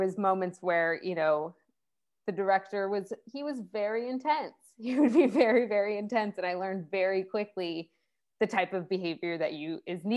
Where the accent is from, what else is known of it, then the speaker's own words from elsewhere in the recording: Salinas, California, United States; also born or lived in Botswana / Navajo reservation; now in San Francisco, United States; I grew up in Salinas